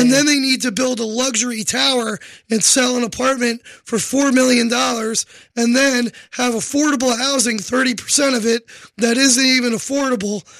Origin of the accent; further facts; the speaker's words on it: New York City, New York, United States; I am a New Yorker